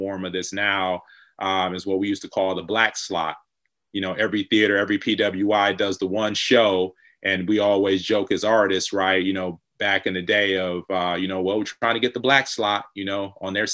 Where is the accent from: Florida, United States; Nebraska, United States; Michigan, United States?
Michigan, United States; Detroit; growing up in Detroit